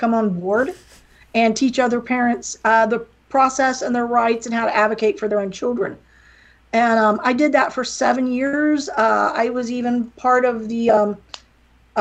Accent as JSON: {"language": "English", "area": "near Pittsburgh", "region": "West Virginia", "country": "United States", "tie": "born or raised there", "accent": "little southern accent", "moved": "as an adult", "lives_now": "Florida, United States", "said": "I'm from West Virginia. I barely speak English"}